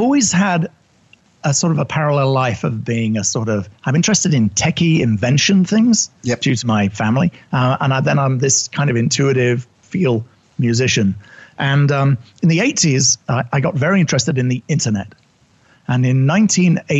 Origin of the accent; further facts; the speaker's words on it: United Kingdom; accent: English; moved away as an adult; also born or lived in New York City; I'm originally British